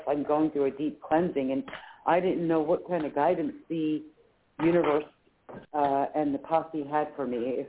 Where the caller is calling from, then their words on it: Philadelphia, Pennsylvania, United States; Hi, Claire Candy. It's … from Philadelphia.